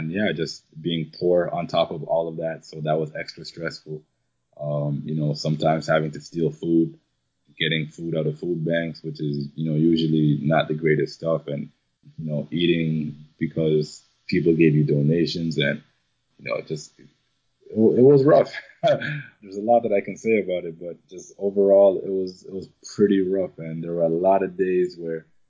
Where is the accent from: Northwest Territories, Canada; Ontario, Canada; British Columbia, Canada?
Ontario, Canada; Toronto; also born or lived in Jamaica; I was born in Jamaica, but raised here in Toronto, probably from the age of about 3 years old.